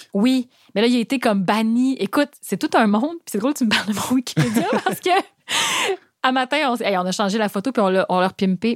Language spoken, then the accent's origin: French; Gaspésie, Quebec, Canada; moved away; je viens de la Gaspésie, je viens d'un milieu où euh, c'était pas du tout accessible de faire le métier de musicienne